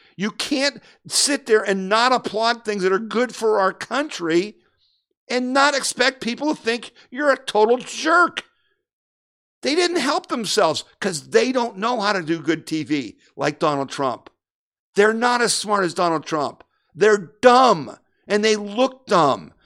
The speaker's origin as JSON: {"language": "English", "town": "Erie", "region": "Pennsylvania", "country": "United States", "tie": "born or raised there", "moved": "yes", "lives_now": "Ohio, United States", "said": "I grew up in Erie, Pennsylvania."}